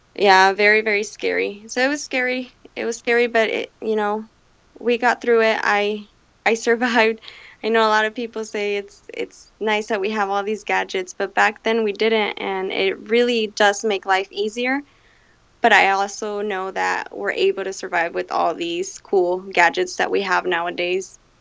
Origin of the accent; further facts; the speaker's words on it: Phoenix, Arizona, United States; I'm from Phoenix, Arizona